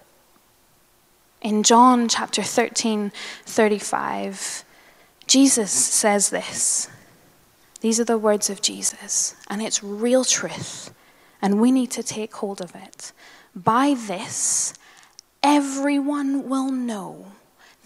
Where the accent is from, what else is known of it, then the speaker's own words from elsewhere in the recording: Northern Ireland, United Kingdom; moved away; I grew up in Northern Ireland